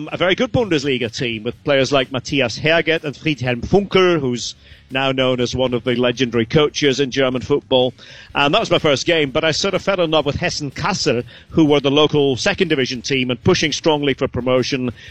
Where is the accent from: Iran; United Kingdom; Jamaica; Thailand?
United Kingdom; Aberdeen, Scotland; I'm from Aberdeen